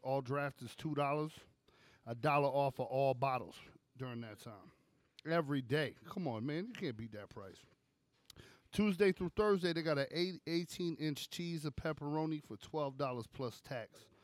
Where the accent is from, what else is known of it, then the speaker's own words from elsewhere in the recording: New York City, New York, United States; I grew up in Brooklyn